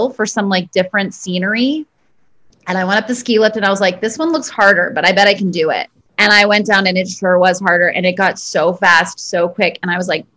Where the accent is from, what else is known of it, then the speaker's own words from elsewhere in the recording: New York City, New York, United States; I am a Brooklyn girl.